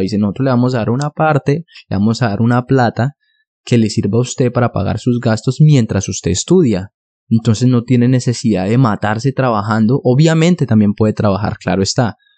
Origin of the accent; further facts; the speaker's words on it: Bogotá, Colombia; now in Denmark; yo soy originario de Colombia, yo soy de la ciudad de Bogotá